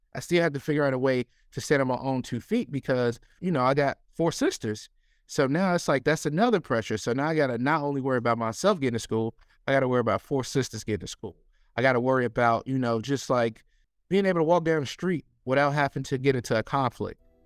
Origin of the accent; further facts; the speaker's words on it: Chicago, Illinois, United States; moved away as an adult; now in Baltimore, United States; growing up in Chicago